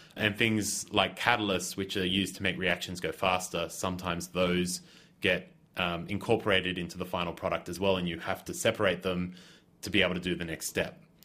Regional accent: Australia; moved away; I'm originally from Australia

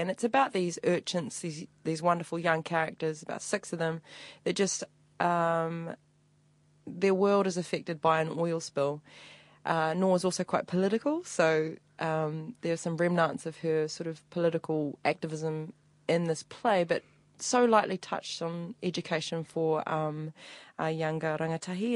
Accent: Upper Hutt, Wellington, New Zealand; I was born and bred in Upper Hutt

